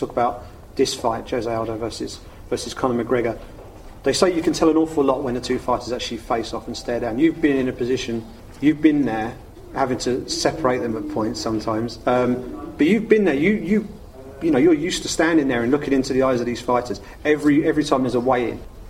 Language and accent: English; England, United Kingdom; as an English sports fan